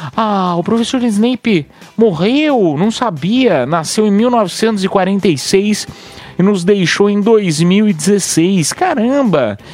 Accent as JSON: {"language": "Portuguese", "town": "Piedade", "region": "São Paulo", "country": "Brazil", "tie": "born or raised there", "moved": "yes", "said": "lá da minha cidade de Piedade"}